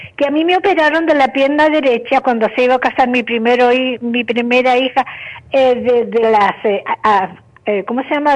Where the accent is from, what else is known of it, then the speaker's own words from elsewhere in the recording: Chile; moved away; yo soy chilena